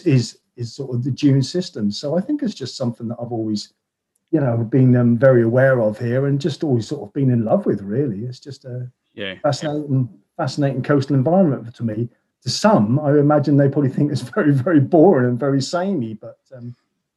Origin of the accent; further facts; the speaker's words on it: Norfolk, East of England, United Kingdom; I'm from Norfolk